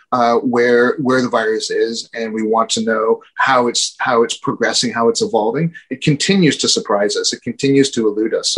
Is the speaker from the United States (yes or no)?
no; Canada; as a Canadian